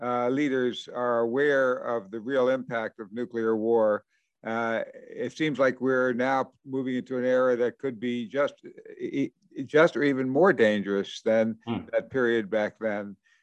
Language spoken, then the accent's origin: English; Washington, District of Columbia, United States; I grew up in Washington, D.C.